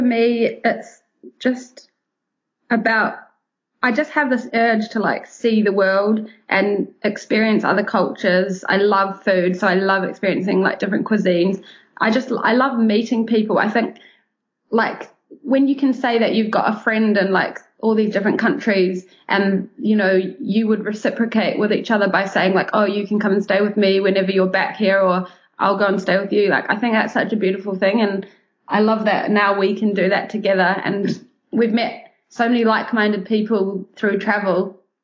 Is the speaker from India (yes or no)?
no; New Zealand; moved away as an adult; also born or lived in London; being born and raised in New Zealand.